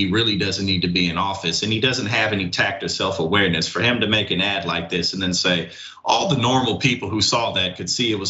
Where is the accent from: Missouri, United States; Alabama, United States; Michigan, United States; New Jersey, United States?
Missouri, United States; Missouri, my home state.